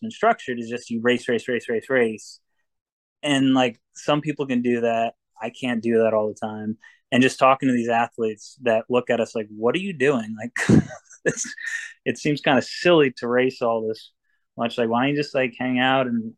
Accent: Vermont, United States; also born or lived in Cape Cod, Massachusetts; now in New Hampshire, United States; I grew up in Vermont, and I was in Cape, and now I'm up in New Hampshire in the White Mountains

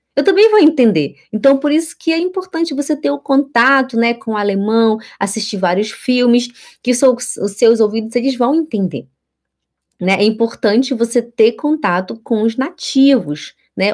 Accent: Belém, Pará, Brazil; moved away as an adult; now in Switzerland; eu venho de Belém do Pará e eu moro aqui na Suíça já fazem doze anos

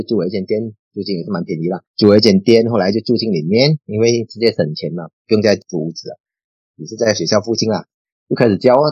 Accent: Perlis, Malaysia; now in Johor Bahru, Malaysia; 我家乡是在玻利斯中，啊，那边靠近泰国边界那边

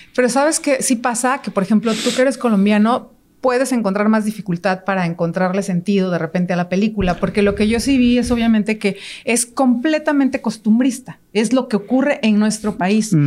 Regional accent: Mexico; nosotros como mexicanos

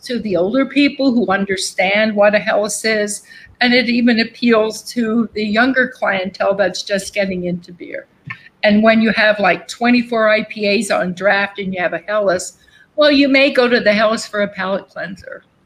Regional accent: Berks County, Pennsylvania, United States; my hometown, Berks and Lancaster, my home county, Berks County and Lancaster County

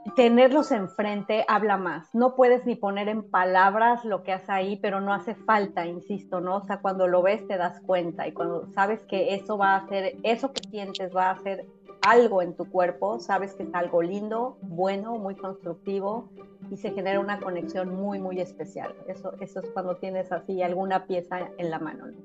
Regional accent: Mexico; now in United States; México, que es de donde soy yo

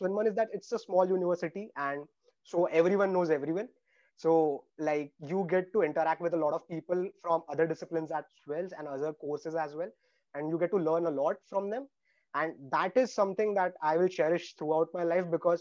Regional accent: India; moved away as an adult; now in Australia; in India, I actually had 13 backlogs before in engineering.

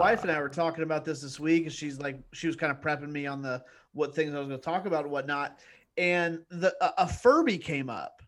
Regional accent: Indiana, United States; growing up in Indiana as, as a white kid

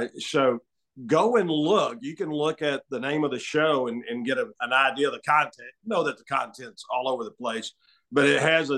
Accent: Alabama, United States; now in Texas, United States; I grew up in Alabama

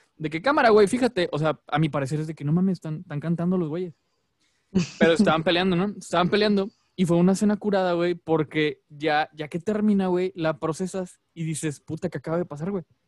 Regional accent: Monterrey, Nuevo León, Mexico; somos regios

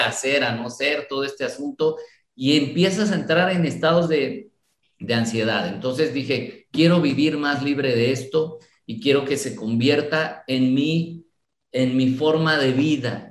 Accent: Guadalajara, Jalisco, Mexico; also born or lived in Mexico City; me vine desde muy pequeño a la ciudad de Guadalajara

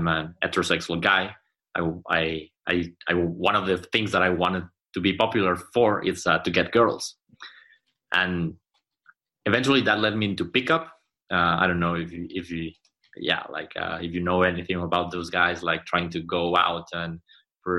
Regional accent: Mexico City, Mexico; now in Monterrey, Mexico; I'm not from here, I'm from Mexico City

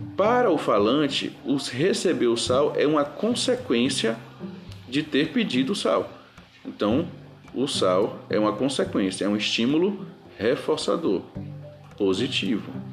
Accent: Bahia, Brazil; accent: Bahian; nós vivemos em uma comunidade verbal baiana, que tem, é, obviamente, uns um, um sotaques bem típico, uma forma de falar muito mais bonita do que as outras dos outros estados

